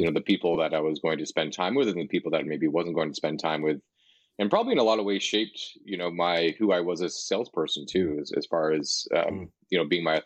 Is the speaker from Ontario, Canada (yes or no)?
yes; Hamilton, Ontario, Canada; also born or lived in Niagara region / Calgary; now in Toronto, Canada; I originally grew up in Hamilton, Ontario, which is just about an hour west of Toronto, and spent most of my life here